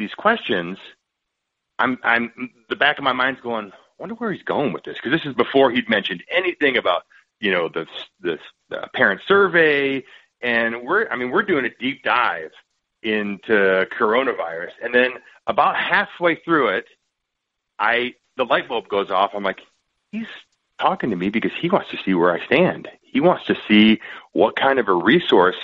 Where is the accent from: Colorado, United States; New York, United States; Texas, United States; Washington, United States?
Texas, United States; moved away as an adult; also born or lived in Michigan; I grew up in Texas